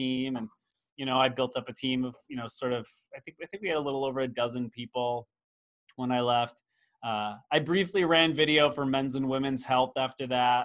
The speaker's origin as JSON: {"language": "English", "area": "near Syracuse", "region": "New York", "country": "United States", "tie": "born or raised there", "said": "I grew up near Syracuse, New York. So it's like upstate New York and small town"}